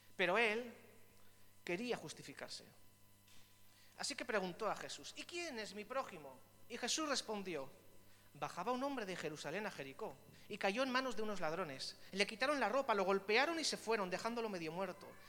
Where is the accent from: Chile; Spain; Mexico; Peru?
Spain; Vitoria-Gasteiz, Basque Country; now in Biscay, Spain; Yo me siento también un poco extranjero aquí en Vizcaya. Yo soy del sur, soy de Vitoria